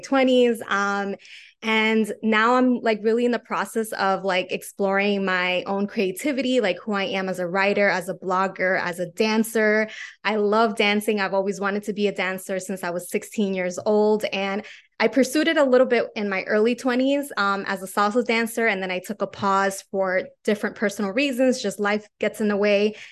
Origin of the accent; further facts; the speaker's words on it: New York City, New York, United States; I am from New York City.